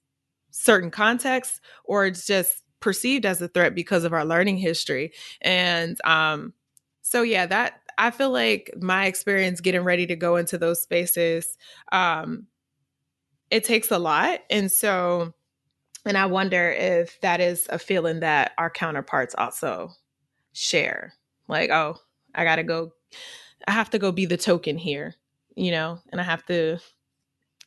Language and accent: English; Missouri, United States; accent: AAVE; I'm from Missouri. We have a certain dialect that we speak in.